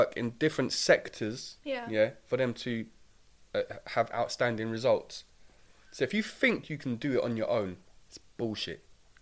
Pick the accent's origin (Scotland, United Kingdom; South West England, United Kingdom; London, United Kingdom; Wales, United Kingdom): London, United Kingdom; also born or lived in Streatham, London; I'm from Doddington and Battersea